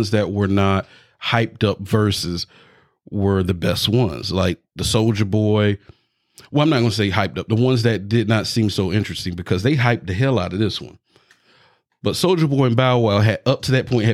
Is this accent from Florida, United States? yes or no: yes; Florida, United States; now you know you in Florida now